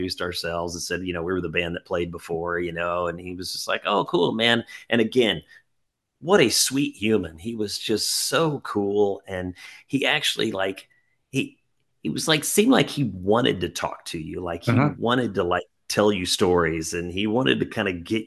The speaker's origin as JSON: {"language": "English", "town": "Springfield", "region": "Missouri", "country": "United States", "said": "I'm from Springfield, Missouri"}